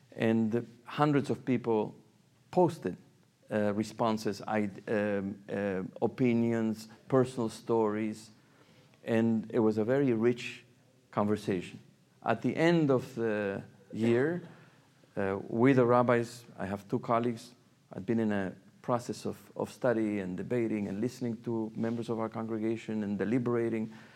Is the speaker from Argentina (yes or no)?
yes; Argentina; moved away as an adult; now in New York, United States; I come from Argentina.